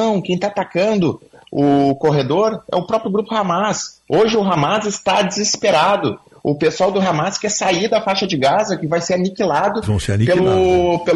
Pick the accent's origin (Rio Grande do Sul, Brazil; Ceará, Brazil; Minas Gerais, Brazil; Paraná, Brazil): Rio Grande do Sul, Brazil; Viamão; Sou, lá de Itapuã, lá de Viamão aqui.